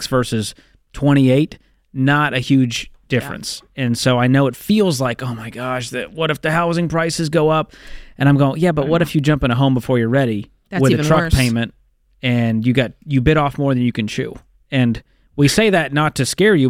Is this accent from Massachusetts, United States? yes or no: yes; Boston, Massachusetts, United States; I'm from the Boston area